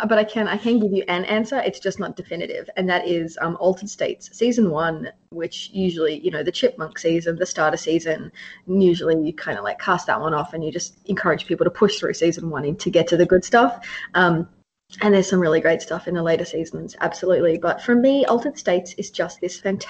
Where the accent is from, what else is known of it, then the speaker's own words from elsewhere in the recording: Australia; I'm Australian